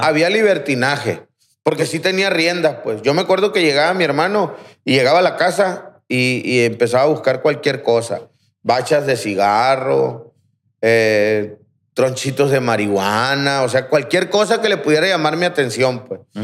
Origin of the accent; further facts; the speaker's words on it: Aguaruto, Sinaloa, Mexico; Yo soy de Aguaruto, en, la, colonia Miguel Hidalgo. Ahí crecí